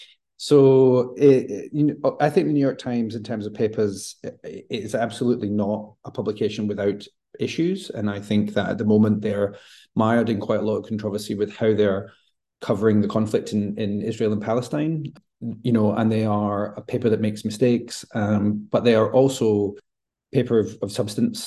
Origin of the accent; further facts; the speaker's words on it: Glasgow, Scotland, United Kingdom; my hometown of Glasgow